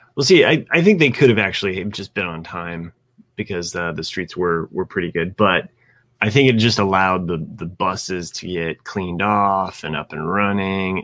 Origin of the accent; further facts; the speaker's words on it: Ohio, United States; moved away; also born or lived in Indiana; I root for Ohio State because that is my home state.